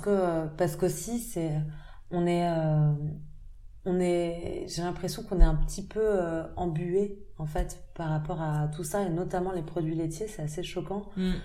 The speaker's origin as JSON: {"language": "French", "town": "Paris", "region": "Île-de-France", "country": "France", "tie": "born or raised there", "also_born_or_lived": "United States", "moved": "yes", "said": "j'ai grandi à Paris, j'ai passé quelques années dans le sud de la France, mais, mais j'ai grandi à Paris et puis je suis partie aux États-Unis un peu plus tard"}